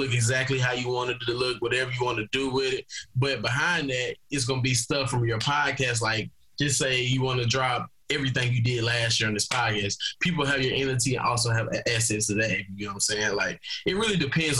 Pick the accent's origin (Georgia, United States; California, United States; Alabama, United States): Alabama, United States; Wetumpka; moved away as an adult; now in Scottsdale, United States; I was born and raised in Wetumpka, Alabama. I currently live in Scottsdale, Arizona